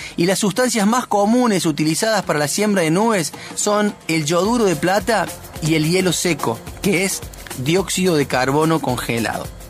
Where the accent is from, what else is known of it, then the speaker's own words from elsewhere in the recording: Sierras Chicas, Córdoba, Argentina; Como vecino nacido y criado en las Sierras Chicas